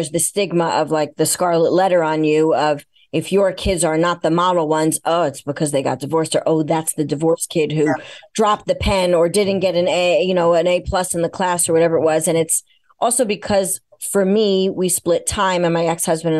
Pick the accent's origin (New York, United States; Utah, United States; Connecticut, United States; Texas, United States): New York, United States; I'm a New Yorker